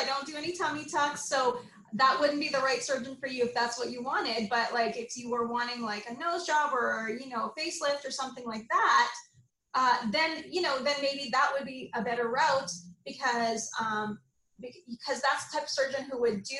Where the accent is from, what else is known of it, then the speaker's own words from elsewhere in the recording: Montreal, Quebec, Canada; also born or lived in Saudi Arabia / Ghana; and then finally we settled back in Montreal, Canada. Yay. And then I grew up in Montreal from then on, from high school onwards, did my all my training at McGill, and then I moved to Toronto and then to here.